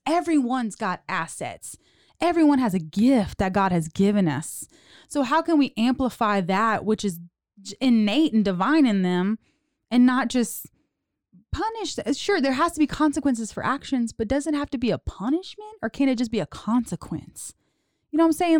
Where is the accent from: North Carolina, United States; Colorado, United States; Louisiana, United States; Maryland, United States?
Louisiana, United States; South; also born or lived in Houston; now in Waco, United States; I was born and raised in South Louisiana, Cajun girl